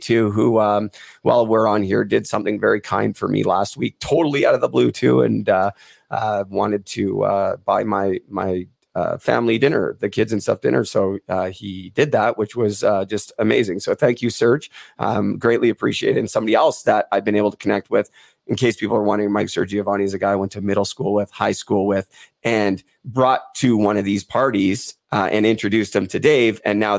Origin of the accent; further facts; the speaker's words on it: Port Coquitlam, British Columbia, Canada; Dale Lupel from Port Coquitlam, my hometown.